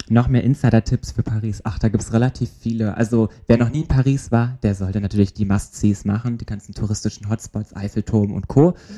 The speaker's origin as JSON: {"language": "German", "country": "Germany", "said": "ich komme aus Deutschland"}